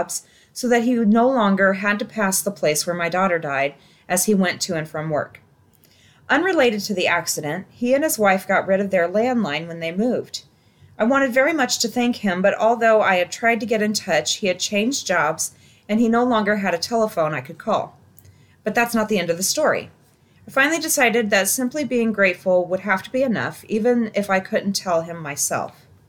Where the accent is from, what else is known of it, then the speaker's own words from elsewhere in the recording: Ohio, United States; I grew up in Ohio, so I asked where he was from.